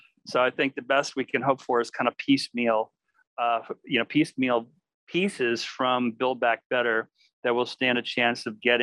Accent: Palo Alto, California, United States; where I was born in Palo Alto

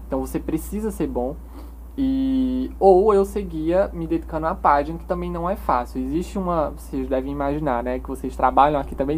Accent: Cubati, Paraíba, Brazil; moved away as an adult; also born or lived in Campina Grande; now in João Pessoa, Brazil; Nasci em Campina Grande, porém minha vida toda eu morei em Cubati, uma cidadezinha lá do interior da Paraíba

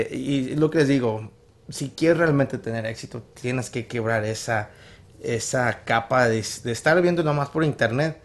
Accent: Chandler, Gilbert, Mesa, Arizona, United States; also born or lived in Guadalajara, Jalisco, Mexico; Crecí en el lado de Chandler, Gilbert Mesa

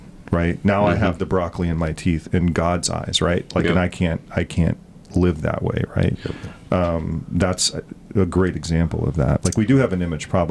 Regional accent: the South, United States; now in New England, United States; I'm from the South

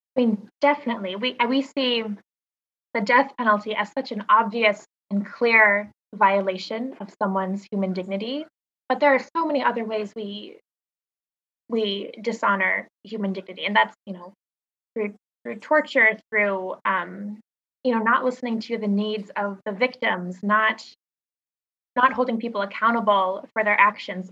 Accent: Boise, Idaho, United States; moved away as an adult; also born or lived in Minnesota / Seattle, Washington / Washington, D.C.; I grew up in Boise, Idaho

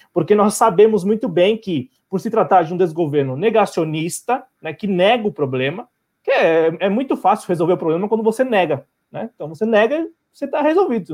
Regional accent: Brazil; enquanto brasileiros, né, brasileiros patriotas

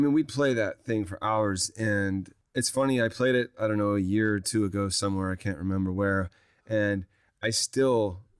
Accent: Louisiana, United States; my home state, Louisiana.

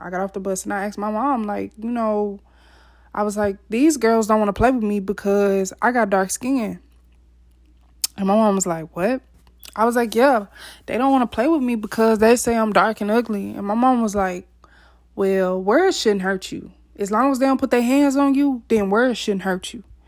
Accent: Mississippi, United States; I was born and raised in Mississippi

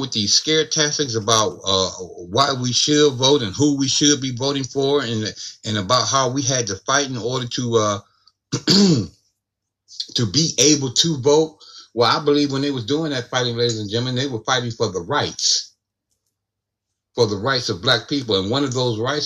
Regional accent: Ohio, United States; my home state of Ohio

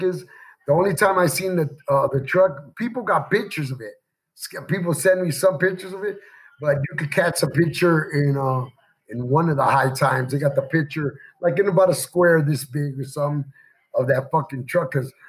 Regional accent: Chicago, Illinois, United States; also born or lived in Indiana; now in Henderson, United States; I'm from Chicago

